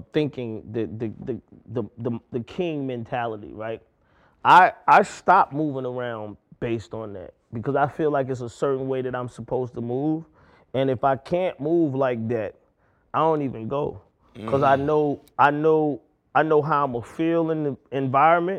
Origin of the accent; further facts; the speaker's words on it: College Park, Georgia, United States; I'm from College Park. I'm from Old National Highway